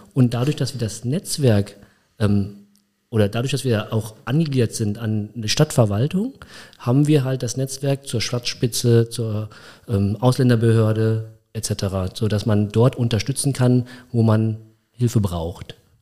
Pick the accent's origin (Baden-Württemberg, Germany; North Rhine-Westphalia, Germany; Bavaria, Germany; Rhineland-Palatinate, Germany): Rhineland-Palatinate, Germany; Koblenz; Also ich bin mit drei Jahren, dreieinhalb Jahren nach Koblenz gekommen. Mein Papa hat damals ähm, meine Mutter geheiratet und er ist in dem Zeitpunkt in 1980 nach Koblenz gezogen, um hier zu arbeiten. Und dann bin ich halt mitgekommen und hier aufgewachsen